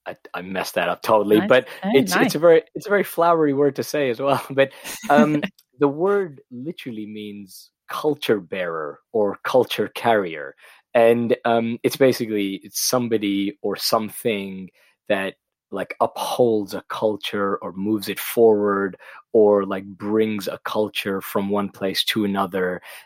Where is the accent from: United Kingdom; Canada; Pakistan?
Pakistan; also born or lived in Middle East; growing up in the Middle East and in Pakistan, whenever somebody mentioned the UK, they said, oh, you're going to London.